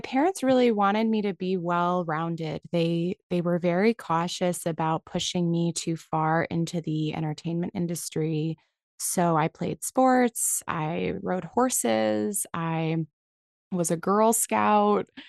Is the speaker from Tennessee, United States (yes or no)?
no; San Francisco Bay Area, California, United States; I grew up in the San Francisco Bay Area